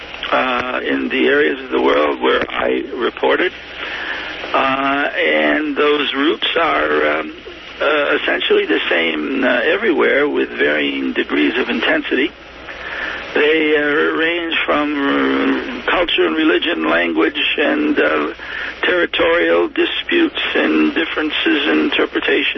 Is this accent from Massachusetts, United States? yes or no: yes; Millville, Massachusetts, United States; also born or lived in Woonsocket, Rhode Island / Worcester, Massachusetts / Boston, Massachusetts / Syria (ancestry); being born in Woonsocket, Rhode Island, growing up in Millville, Massachusetts